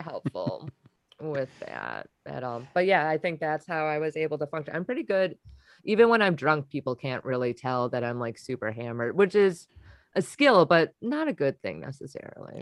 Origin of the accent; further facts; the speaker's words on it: Wisconsin, United States; I'm from Wisconsin